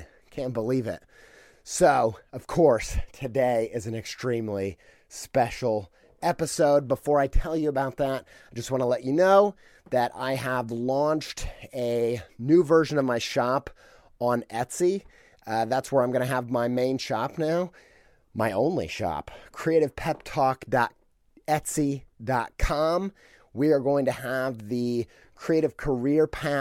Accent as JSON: {"language": "English", "town": "Columbus", "region": "Indiana", "country": "United States", "tie": "born or raised there", "moved": "yes", "lives_now": "Columbus, Ohio, United States", "said": "I'm from Columbus, Indiana. I was born near there, and I spent many formative years living in Columbus, Indiana"}